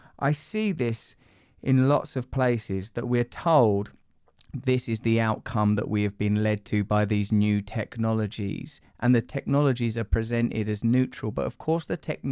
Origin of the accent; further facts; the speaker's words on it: England, United Kingdom; I'm in a Western country, I'm English